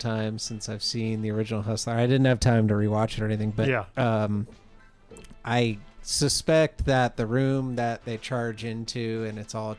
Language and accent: English; Los Angeles, California, United States; We had a pool hall in Canoga Park, where I grew up in Southern California.